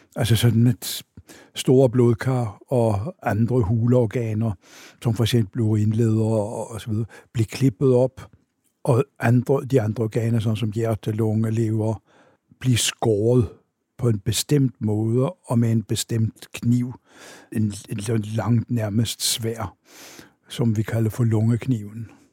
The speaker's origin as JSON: {"language": "Danish", "region": "Oslo", "country": "Norway", "tie": "born or raised there", "second_language": "Danish", "moved": "as an adult", "lives_now": "Denmark", "said": "jeg er født og vokset op i Oslo"}